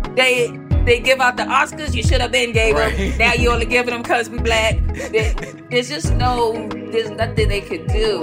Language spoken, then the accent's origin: English; Boston, Massachusetts, United States; I was a kid, you know, growing up in Dorchester and Boston